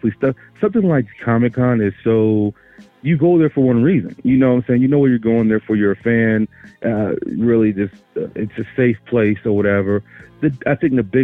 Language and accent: English; Louisiana, United States; now in Denver, United States; I'm originally from Louisiana, but right now I'm in Denver, Colorado at the moment